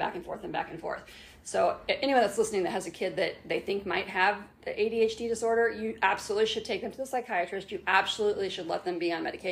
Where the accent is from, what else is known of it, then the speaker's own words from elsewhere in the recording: Indianapolis, Indiana, United States; also born or lived in Brown County, Indiana; I was a straight A student in Indianapolis